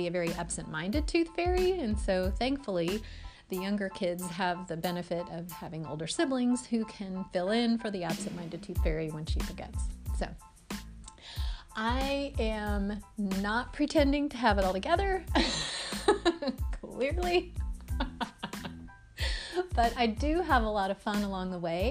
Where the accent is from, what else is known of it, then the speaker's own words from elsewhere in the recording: rural Kentucky, United States; moved away; also born or lived in New Jersey / Tennessee; I grew up in a little teeny tiny town in rural Kentucky